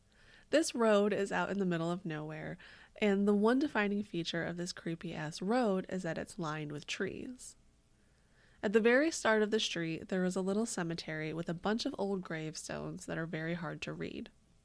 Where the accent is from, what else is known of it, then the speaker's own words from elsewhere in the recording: Windsor, Ontario, Canada; now in Michigan, United States; So I'm originally from Windsor, Canada, but I'm living in Michigan right now to pursue my PhD.